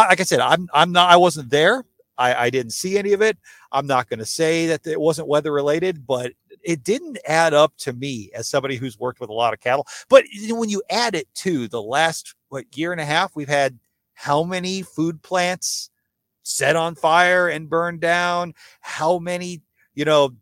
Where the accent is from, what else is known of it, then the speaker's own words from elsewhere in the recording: United States; now in Texas, United States; I grew up in the West, right on the Mississippi River